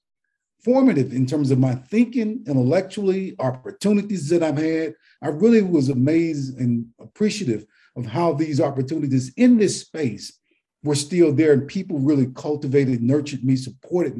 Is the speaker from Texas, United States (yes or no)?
no; Birmingham, Alabama, United States; moved away as an adult; also born or lived in Georgia; I was born in Birmingham, Alabama, grew up in what people call the inner city, lived in public housing, raised in public housing in Birmingham